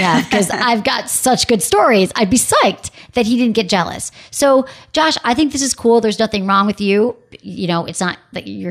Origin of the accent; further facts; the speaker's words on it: Detroit, Michigan, United States; Detroit, my hometown